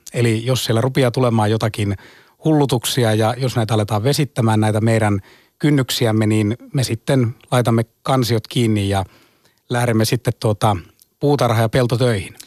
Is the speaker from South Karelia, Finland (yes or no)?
no; Ostrobothnia, Finland; itse tuun Pohjanmaalta, meillä on turkistalous.